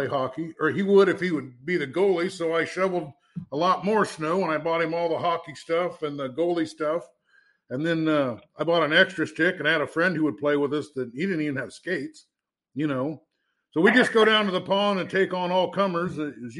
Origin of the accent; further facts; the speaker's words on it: Iowa, United States; I'm from Iowa, I was a young man growing up in Iowa